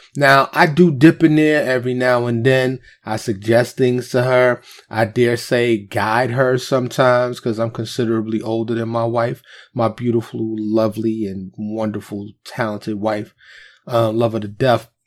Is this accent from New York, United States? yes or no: yes; New York City, New York, United States; I was born and raised in New York, and, and I, I lived in Harlem and the South Bronx, the Bronx